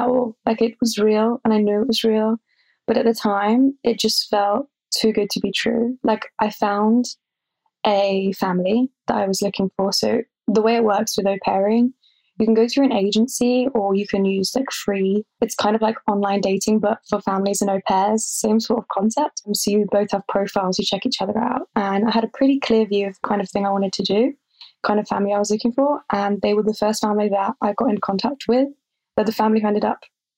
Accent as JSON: {"language": "English", "area": "Buckinghamshire", "region": "South East England", "country": "United Kingdom", "moved": "as an adult", "lives_now": "Paris, France", "said": "I'm from Buckinghamshire in England. So it's pretty close to London"}